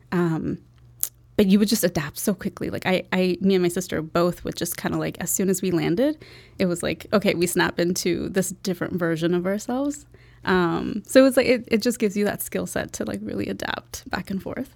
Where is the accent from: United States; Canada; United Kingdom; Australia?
Canada; Toronto, Ontario; moved away; also born or lived in Bangladesh; I grew up in Toronto.